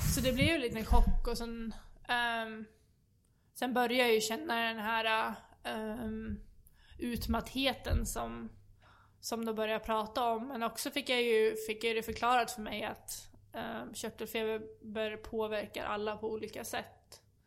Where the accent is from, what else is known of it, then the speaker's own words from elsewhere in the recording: Sweden; som svensk